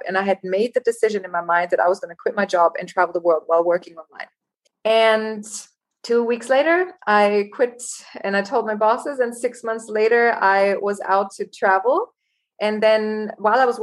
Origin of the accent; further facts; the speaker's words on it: Germany; moved away as an adult; also born or lived in Los Angeles, United States; now in Cape Town, South Africa; I was born and raised in Germany. And at 19, I decided to go to Los Angeles and study